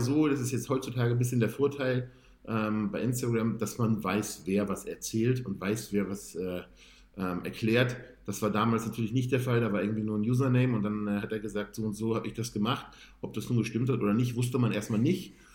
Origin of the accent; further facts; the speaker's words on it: Hamburg, Germany; ich komme ursprünglich aus, aus Bergedorf, da habe ich damals gewohnt und habe in Bergedorf damals trainiert